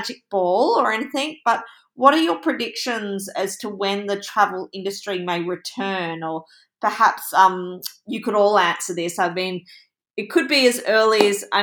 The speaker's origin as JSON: {"language": "English", "country": "Australia", "said": "I'm Australian"}